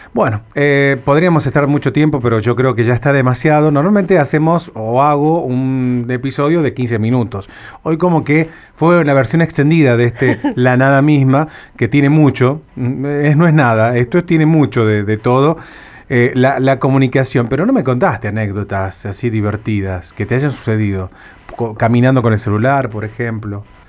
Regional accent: Cruz del Eje, Córdoba, Argentina; moved away; yo me acuerdo cuando era niño, vivía en, en Cruz del Eje, en Córdoba interior de Argentina

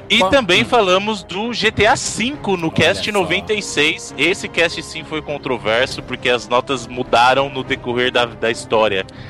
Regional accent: Bahia, Brazil; Eu sou baiano com muito orgulho

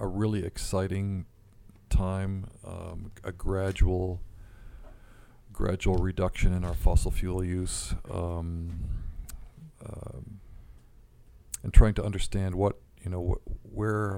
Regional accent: Canada; as a Canadian

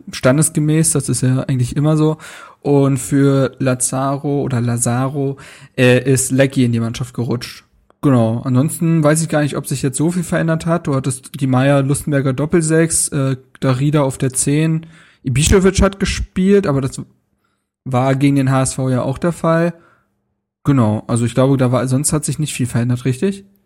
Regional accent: Berlin, Germany; bei uns zu Hause in Berlin, bei meinen Eltern

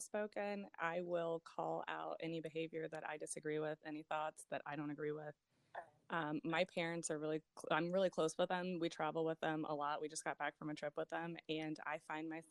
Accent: Indiana, United States; I was born and raised in Indiana.

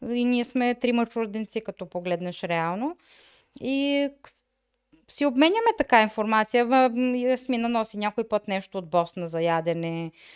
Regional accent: Bulgaria; moved away as an adult; now in Germany; аз съм от България

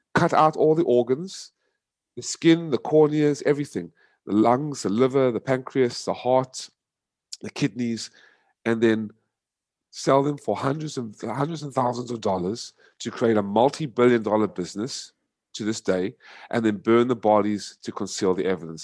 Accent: United States; moved away as an adult; also born or lived in South Africa; now in Vietnam; raised in America for twenty-five years

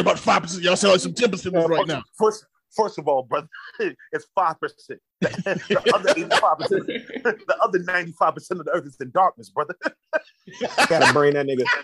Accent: Jacksonville, Florida, United States; I'm I'm from Jacksonville, and I'm I went to University of Florida

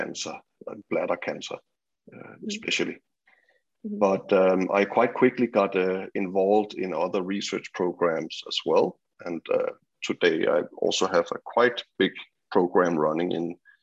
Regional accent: Copenhagen, Capital Region of Denmark, Denmark; moved away as an adult; also born or lived in British Columbia; now in Vancouver, Canada; I grew up in Copenhagen, Denmark, and went to school there, did also university, and my PhD at the University of Copenhagen.

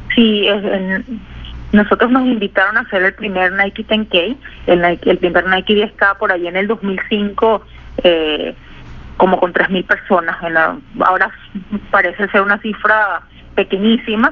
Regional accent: Caracas, Capital District, Venezuela; moved away; como toda caraqueña y, pues venezolana

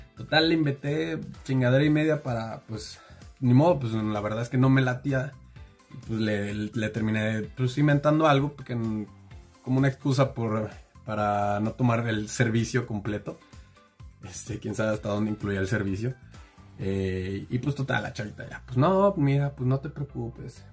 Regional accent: Mexico; como buen mexicano

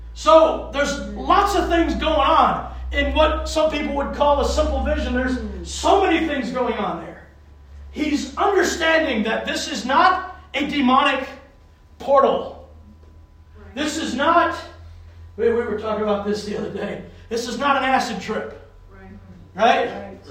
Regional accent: the South, United States; now in New England, United States; I grew up in the South

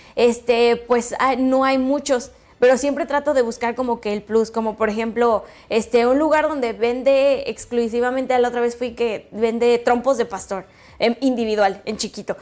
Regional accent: Jacona, Michoacán, Mexico; moved away as an adult; now in León, Mexico; Soy de un lugar que se llama Jacona, Michoacán

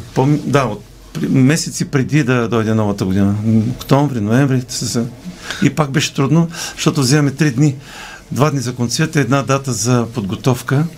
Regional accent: Polski Trambesh, Veliko Tarnovo Province, Bulgaria; also born or lived in Razlog; now in Sofia, Bulgaria; моя роден град Полски Тръмбеш

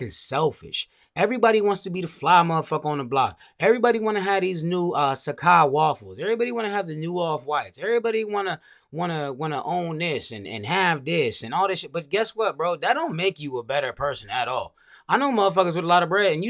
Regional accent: Montgomery County, Maryland, United States; also born or lived in Langley Park, Maryland; I'm from Montgomery County, bro. Pretty much born and raised for as long as I can remember.

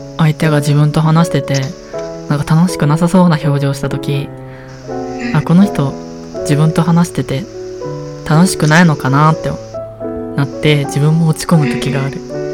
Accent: Kansai, Japan; accent: Kansai dialect; 関西弁出ちゃったけど

